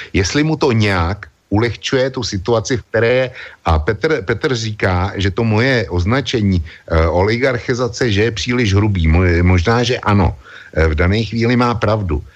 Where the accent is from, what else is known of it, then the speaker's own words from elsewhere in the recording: Czechia; u nás v Čechách